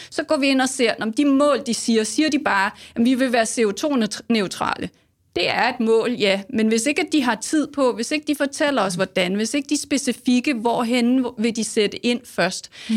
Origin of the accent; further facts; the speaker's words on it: Denmark; som danskere